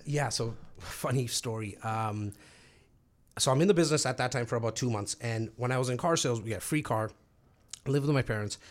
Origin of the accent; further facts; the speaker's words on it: Toronto, Ontario, Canada; now in Brampton, Canada; I grew up actually in Rexdale